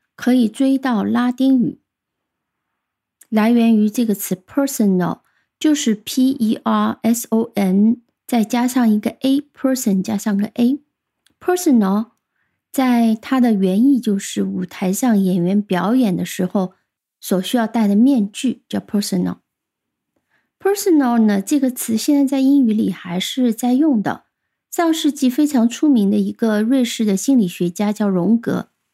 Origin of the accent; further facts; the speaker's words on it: China; 我们中国人